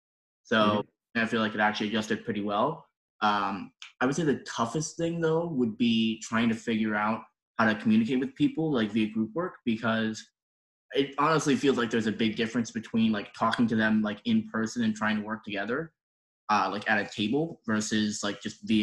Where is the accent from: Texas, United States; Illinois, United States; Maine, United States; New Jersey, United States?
Illinois, United States; Chicago; I'm from Chicago, Illinois, and I am of the proud Company B.